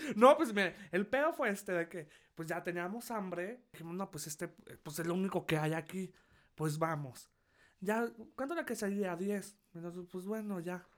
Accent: Durango, Mexico; moved away as an adult; now in Mexico City, Mexico; Yo llevo siete años aquí en la Ciudad de México. Bueno, pero si no lo saben, soy de Durango

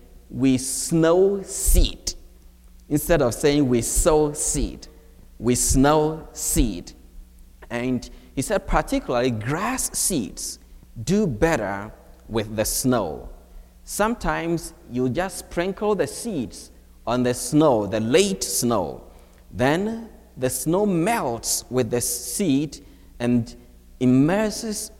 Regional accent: Ghana; moved away as an adult; now in United States; I was born and raised in Ghana

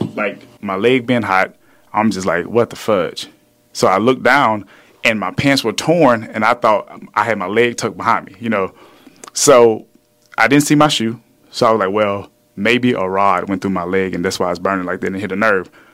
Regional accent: the South, United States; now in Houston, United States; I'm from the South

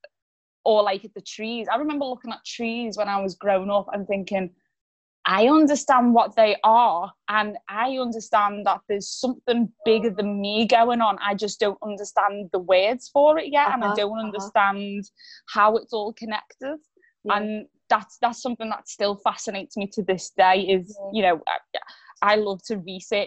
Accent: Liverpool, North West England, United Kingdom; accent: Scouse; moved away as an adult; now in Southern England, United Kingdom; I'm from Liverpool originally. I'm down south at the moment

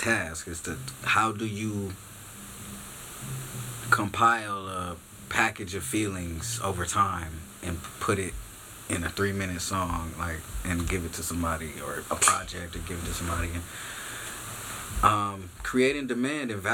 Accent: Long Beach, California, United States; I'm from Long Beach, California, north side, but all Long Beach. I lived everywhere from Artesia to Ocean

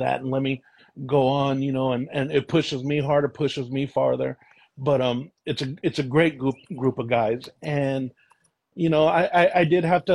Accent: Vallejo, California, United States; moved away as an adult; now in Contra Costa County, United States; I grew up in Vallejo, and what brought me out this way was my son

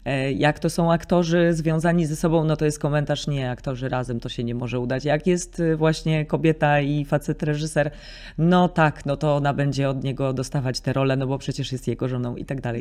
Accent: Nidzica, Warmian-Masurian Voivodeship, Poland; moved away; also born or lived in Nowe Miasto Lubawskie; W Niedzicy się wychowałam i do Niedzicy moi rodzice się przeprowadzili, jak miałam zaledwie chyba ze trzy miesiące

